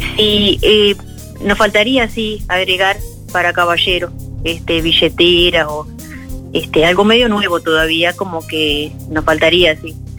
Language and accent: Spanish; Carmelo, Colonia, Uruguay; Nosotros somos de Carmelo